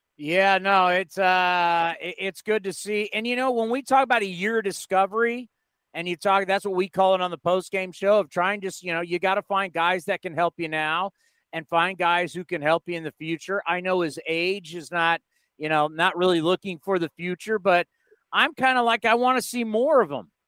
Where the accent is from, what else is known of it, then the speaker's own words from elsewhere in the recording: San Diego, California, United States; moved away as an adult; now in San Jose, United States; I grew up in San Diego, but my entire adult life, everything college, marriage, kids, career, everything has been in the city of San Jose